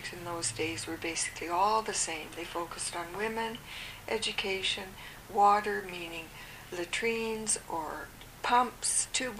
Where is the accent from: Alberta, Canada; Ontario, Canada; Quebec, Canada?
Alberta, Canada; Calgary; also born or lived in Ottawa; now in Vancouver, Canada; I'm from the West, Calgary originally, and my family is in Vancouver